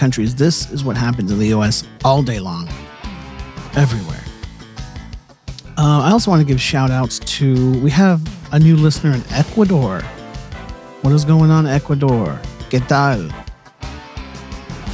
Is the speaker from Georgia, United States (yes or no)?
no; Northern California, United States; I'm from Northern California